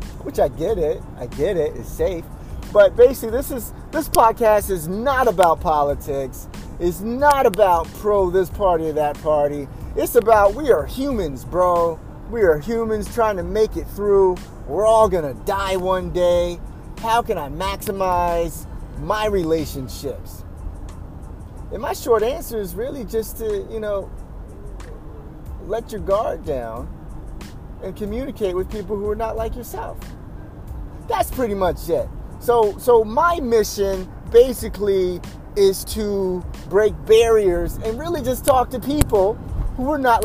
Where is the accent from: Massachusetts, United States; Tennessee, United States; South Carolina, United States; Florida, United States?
South Carolina, United States; Spartanburg; I'm from Spartanburg, South Carolina